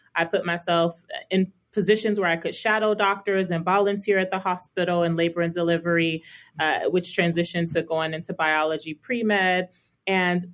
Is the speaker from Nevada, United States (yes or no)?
yes; Las Vegas, Nevada, United States; also born or lived in Chicago, Illinois / Illinois / California; I say I'm from Vegas, but I was actually born in Chicago. We moved to Las Vegas when I was 8